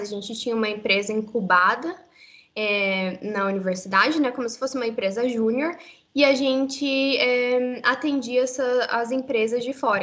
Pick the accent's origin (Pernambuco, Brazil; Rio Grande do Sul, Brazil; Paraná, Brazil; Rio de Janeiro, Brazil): Paraná, Brazil; Curitiba; moved away as an adult; now in Canada; eu sou de Curitiba, de Curitiba, Paraná, então no sul do Brasil. Eu nasci em Curitiba mesmo e vivi por toda a minha vida lá